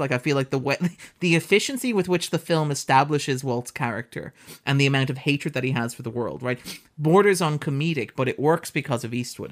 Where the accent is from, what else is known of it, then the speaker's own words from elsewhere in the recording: Ireland; as an Irish person